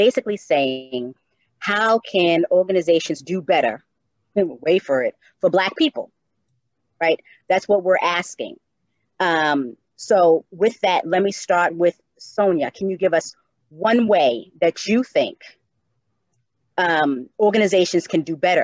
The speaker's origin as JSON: {"language": "English", "town": "Cambridge", "region": "Massachusetts", "country": "United States", "also_born_or_lived": "Atlanta, Georgia", "said": "I am from Cambridge, although I am the youngest of six, I had a very proud Black mother"}